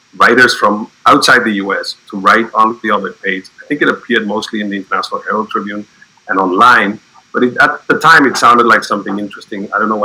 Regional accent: South Africa; growing up in South Africa

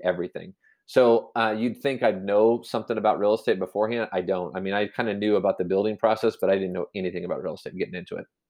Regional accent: Manhattan, Kansas, United States; born and raised in Manhattan, Kansas.

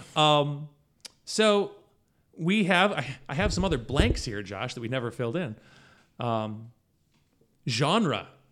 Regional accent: United States; also born or lived in Syracuse, New York; We are American.

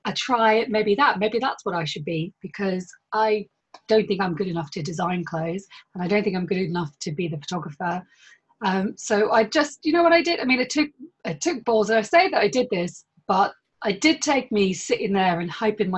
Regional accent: Northern Ireland, United Kingdom; I grew up in Northern Ireland

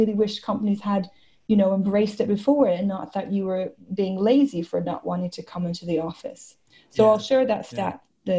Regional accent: Australia; now in Barcelona, Spain; And then I was in Australia for some time. I'm Australian as well. And then I've recently moved to Barcelona.

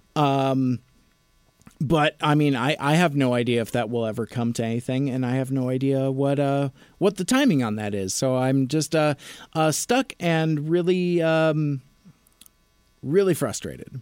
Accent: Federal Way, Washington, United States; my hometown of Federal Way

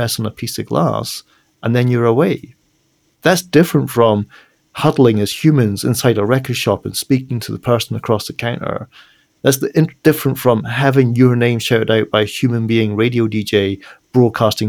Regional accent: Edinburgh, Scotland, United Kingdom; my hometown of Edinburgh

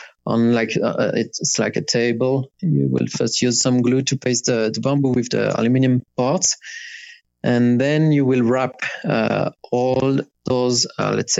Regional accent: Lyon, Auvergne-Rhône-Alpes, France; moved away as an adult; I'm from Lyon. Not that far from Switzerland.

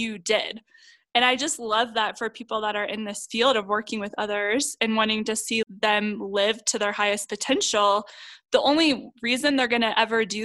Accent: Ohio, United States; my hometown in Ohio

